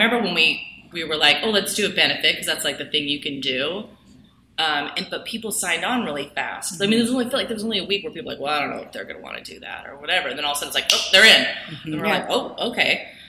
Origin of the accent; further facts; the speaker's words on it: Kennewick, Washington, United States; moved away; I grew up in Kennewick.